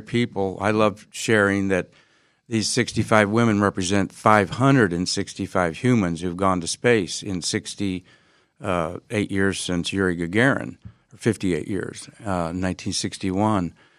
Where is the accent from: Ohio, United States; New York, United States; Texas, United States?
Ohio, United States; Findlay; now in Florida, United States; since I was eight years old growing up in Findlay, Ohio.